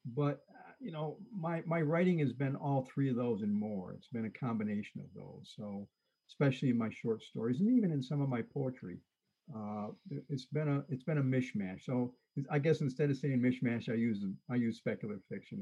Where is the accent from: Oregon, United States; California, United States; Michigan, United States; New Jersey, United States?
Michigan, United States; Detroit; now in central Michigan, United States; I grew up in Detroit